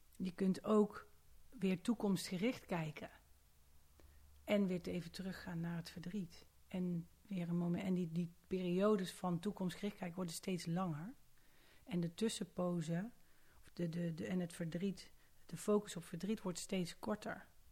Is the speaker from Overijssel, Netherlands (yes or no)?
no; Haaren, North Brabant, Netherlands; moved away as an adult; now in Amsterdam, Netherlands; geboren en getogen Brabantse